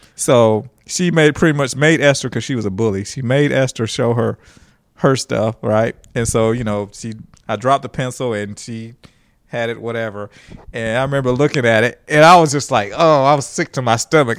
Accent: Huntsville, Alabama, United States; also born or lived in Nigeria; I was born in Nigeria, and we moved to Huntsville, Alabama, of all places

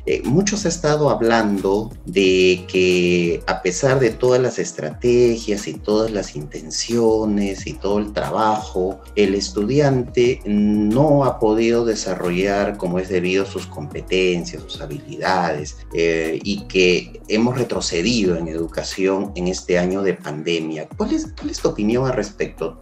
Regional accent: Peru; como buenos peruanos y buenos educadores

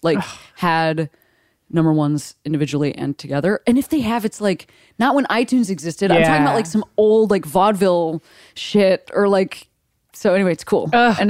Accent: Midwest, United States; Like, I am from the Midwest. I live on the West Coast now

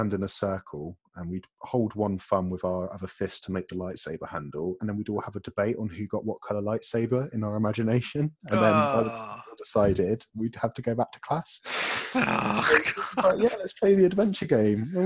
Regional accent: Chatham, South East England, United Kingdom; I grew up in Chatham in Kent

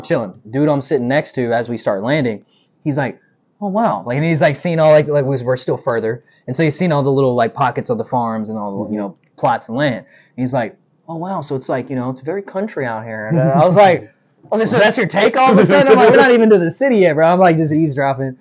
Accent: Texas, United States; moved away as an adult; also born or lived in Philadelphia, Pennsylvania; now in Los Angeles, United States; I was raised here

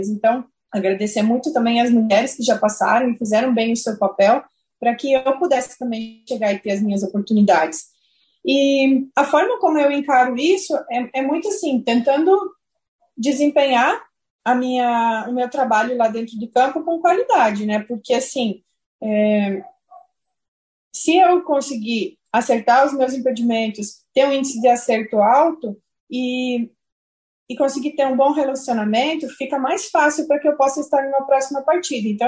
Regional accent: Saudades, Santa Catarina, Brazil; na região onde eu morava, que chama Saudades, município onde eu cresci, onde eu nasci.

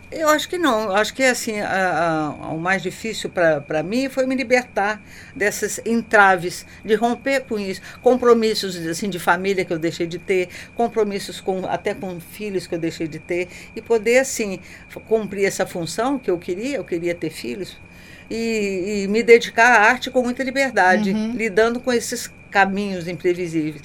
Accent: Juiz de Fora, Minas Gerais, Brazil; eu nasci em Juiz de Fora

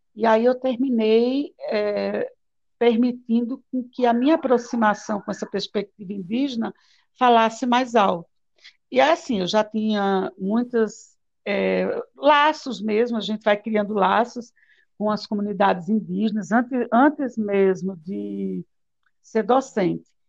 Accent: Palmeira dos Índios, Alagoas, Brazil; Eu nasci numa cidade aqui em Alagoas chamada Palmeira dos Índios.

